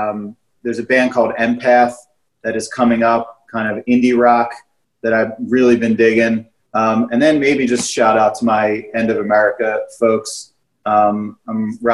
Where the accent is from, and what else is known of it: Philadelphia area, Pennsylvania, United States; born or raised there